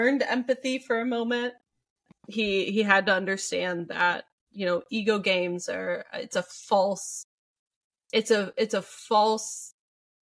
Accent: Midwest, United States; growing up in the Midwest

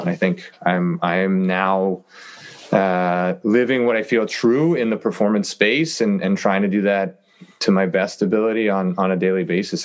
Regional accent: Toronto, Ontario, Canada; born and raised in Toronto, and and uh, am back living here now

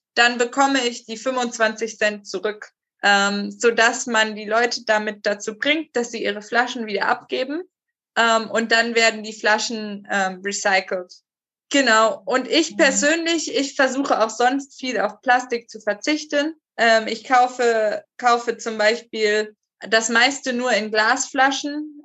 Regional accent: Zwingenberg, Hesse, Germany; moved away as an adult; also born or lived in Colombia; now in Esslingen, Germany; in Zwingenberg, wo ich aufgewachsen bin, gibt es zwei Burgen auf den Bergen.

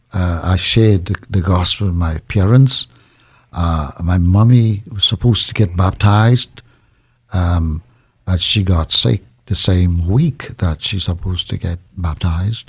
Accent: Trinidad & Tobago; I was born in Trinidad, in a small village

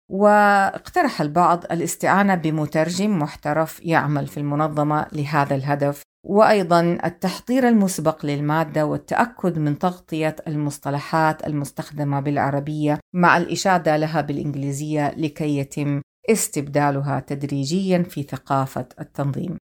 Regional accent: Hejaz, Saudi Arabia; accent: Hijazi; أتحدث بالعامية بلهجتي الحجازية

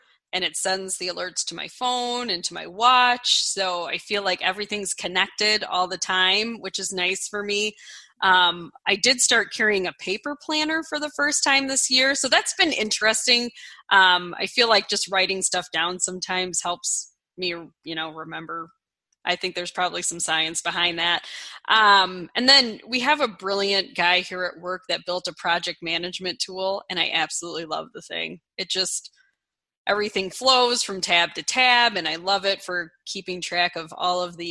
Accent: Nebraska, United States; moved away; I was born in Nebraska.

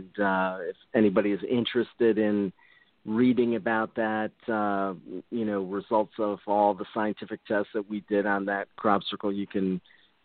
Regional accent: Michigan, United States; moved away; I'm originally from Michigan

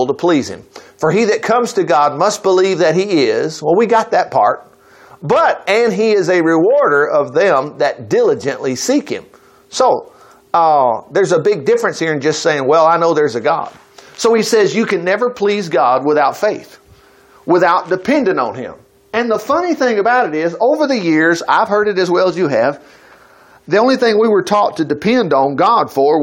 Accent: Huntsville, United States; I grew up in Huntsville.

